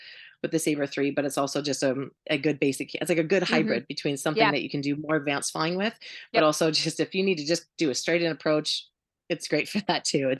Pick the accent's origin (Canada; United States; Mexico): United States; Montana; moved away; also born or lived in Kansas; I grew up in Montana